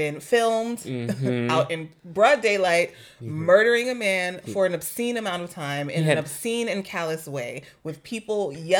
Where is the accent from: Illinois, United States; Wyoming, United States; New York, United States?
New York, United States; we're New Yorkers.